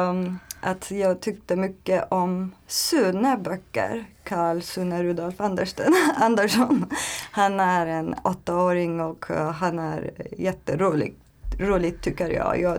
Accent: Turkey; Swedish is a second language; moved away as an adult; now in Sweden; Jag kommer från Turkiet. Um, jag är uh, eh, 30 år gammal um, och jag har flyttat eh, till Sverige för ett år sedan.

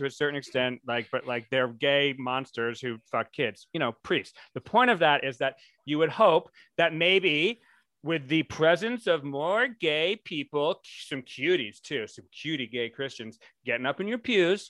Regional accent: Rhode Island, United States; I'm from Rhode Island, where St. Patrick's Day was full force

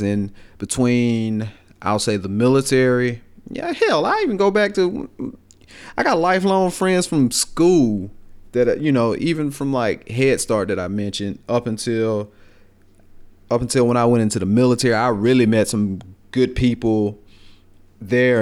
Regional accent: Greensboro, Alabama, United States; accent: Southern, country; I was raised down here in Greensboro

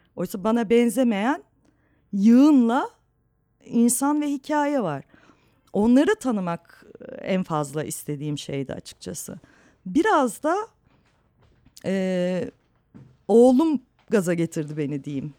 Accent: Istanbul, Turkey; hep Anadolu yakasında büyüdüm.

